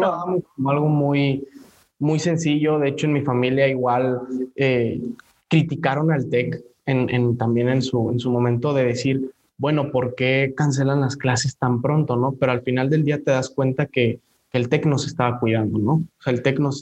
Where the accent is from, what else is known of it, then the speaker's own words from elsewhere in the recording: Mexico; nos define mucho como personas y como mexicanos